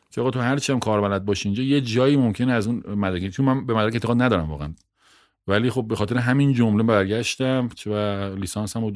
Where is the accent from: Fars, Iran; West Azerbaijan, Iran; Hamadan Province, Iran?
Hamadan Province, Iran; Bahar; also born or lived in Ilam / Abdanan / Tehran; متولد تیر 56 م همدانی هم هستم بهار همدان شهری تقریبا 15 کیلومتری همدان و پدر و مادر از اهل اونجان من تو خودم توی پایگاه نوژه دنیا آمدم